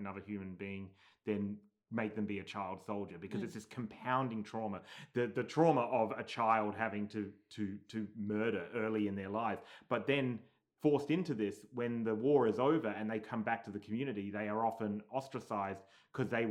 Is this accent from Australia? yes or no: yes; Australia; now in United States; we're from Australia, living here in America